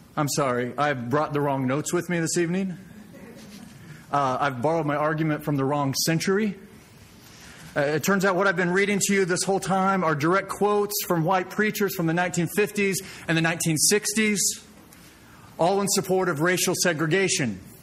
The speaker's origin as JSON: {"language": "English", "town": "Springfield", "region": "Missouri", "country": "United States", "tie": "born or raised there", "said": "I was born and raised in Springfield, Missouri"}